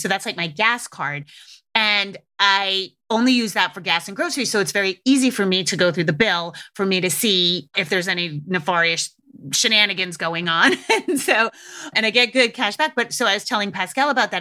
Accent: New England, United States; I grew up in New England

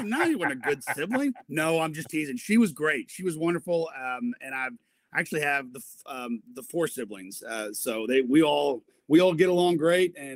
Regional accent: Broken Arrow, Oklahoma, United States; also born or lived in Fayetteville, Arkansas; I have lived in Tulsa, in the Tulsa area, since I was three uh, years old. So I loved growing up in Broken Arrow. I graduated Broken Arrow

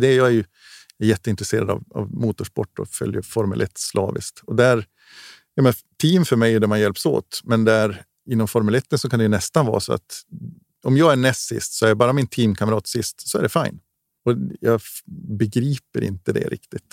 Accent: Gällivare, Norrbotten County, Sweden; livet hemma i Gällivare, ute i skog och mark

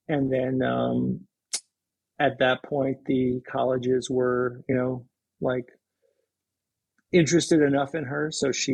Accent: East Coast, United States; now in Seattle, United States; I mean, I'm from the East Coast, and I knew, the head of the Charles and the preppy, New England crew racing.

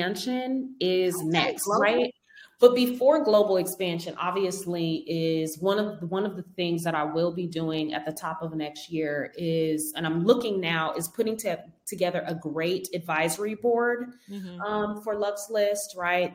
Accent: Denver, Colorado, United States; moved away as an adult; I'm from Denver. I moved here 10 years ago to do hair

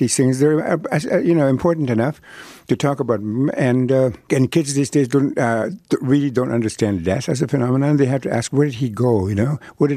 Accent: Canada; first language Cree; English is a second language; I was born at the time in history where there were no hospitals up north

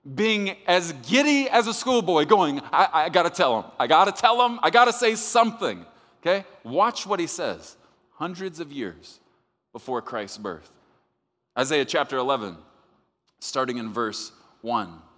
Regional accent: Texas, United States; I'm from Texas

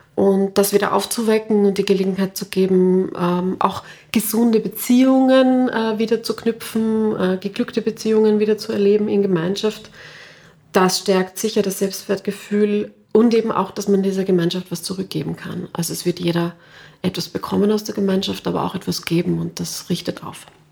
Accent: Klosterneuburg, Lower Austria, Austria; ich bin aufgewachsen in Klosterneuburg.

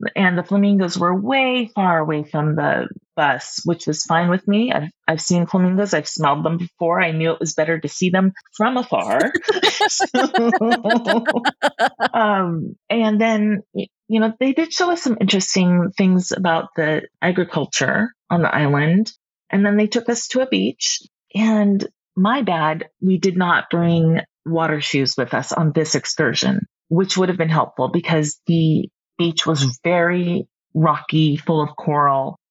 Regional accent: Seattle, Washington, United States; being born and raised in Seattle

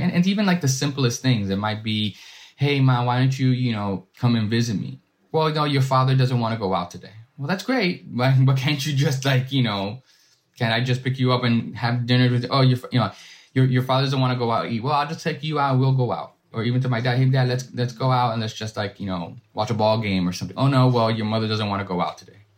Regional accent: New York City, New York, United States; I'm a first generation, uh, Dominican American born and raised in Washington Heights

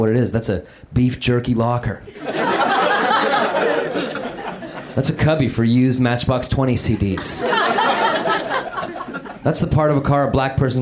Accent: Denver, Colorado, United States; I'm from Denver

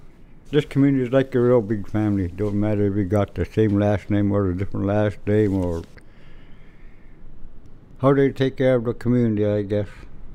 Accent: Shishmaref, Alaska, United States; I was born here in Shishmaref, 1961, July 24.

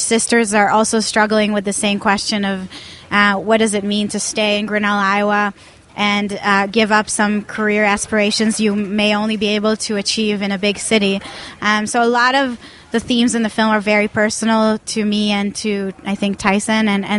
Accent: Tel Aviv, Tel Aviv District, Israel; English is a second language; And I'm originally from Tel Aviv, Israel, so I'm not an American filmmaker.

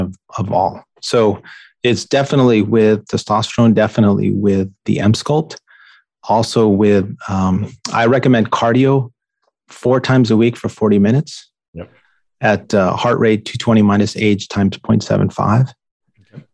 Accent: New York, United States; I grew up in New York

